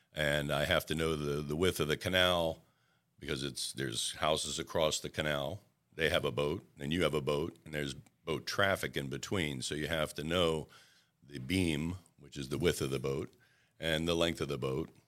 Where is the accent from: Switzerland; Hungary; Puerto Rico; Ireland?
Puerto Rico; moved away; when I was a little tot growing up in Puerto Rico